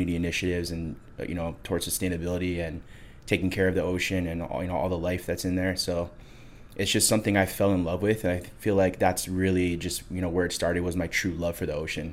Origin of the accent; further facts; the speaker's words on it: Waimanalo, Hawaii, United States; now in Hawaii Kai, United States; I grew up in Waimanalo, Hawaii. I now live in Hawaii Kai